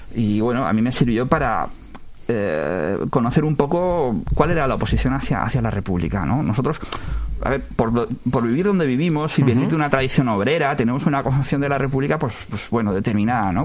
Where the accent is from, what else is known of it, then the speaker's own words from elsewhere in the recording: Valencian Community, Spain; soy nacido, yo nací en Valencia, en el hospital clínico, pero he residido aquí desde, desde aquel día